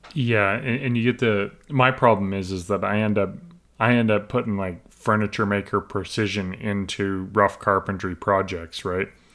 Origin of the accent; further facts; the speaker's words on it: Alberta, Canada; I'm Western Canadian, I'm from Alberta